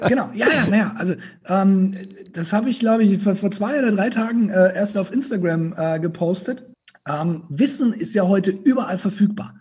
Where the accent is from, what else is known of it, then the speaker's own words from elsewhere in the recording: Franconia, Bavaria, Germany; accent: Franconian; ich aus Franken komme